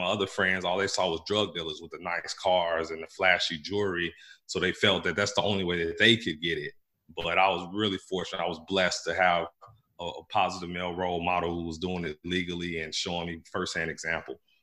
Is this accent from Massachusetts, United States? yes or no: no; Gary, Indiana, United States; moved away as an adult; I grew up in Gary, Indiana, uh, in the 80s mm. and 90s